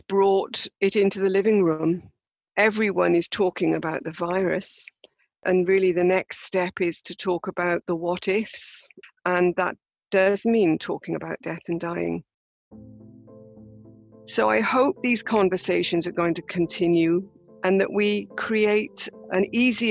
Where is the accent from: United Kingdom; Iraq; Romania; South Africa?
United Kingdom; as British people